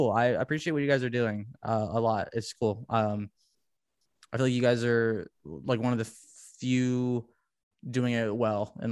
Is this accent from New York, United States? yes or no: yes; New York, United States; Yeah, really, really, really great guy, and we're both from New York